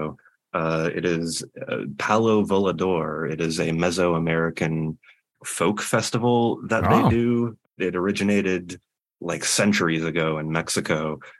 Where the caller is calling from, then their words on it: Toronto, Ontario, Canada; Calling you from Toronto, Ontario.